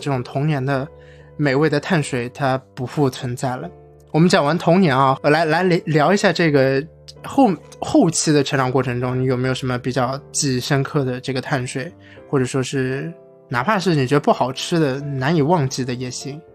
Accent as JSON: {"language": "Chinese", "country": "China"}